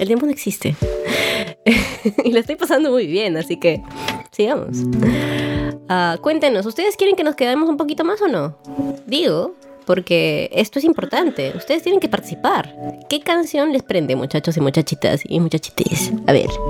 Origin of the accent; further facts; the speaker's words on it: Cajamarca, Peru; now in Trujillo, Peru; Nací en Cajamarca, pero vivo en Trujillo ahorita